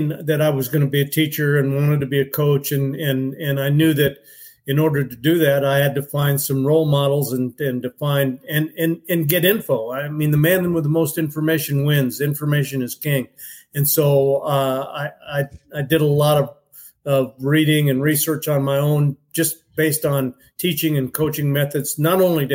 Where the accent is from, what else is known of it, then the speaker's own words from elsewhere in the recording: Southern California, United States; moved away as an adult; also born or lived in Sacramento, California; I was from Southern California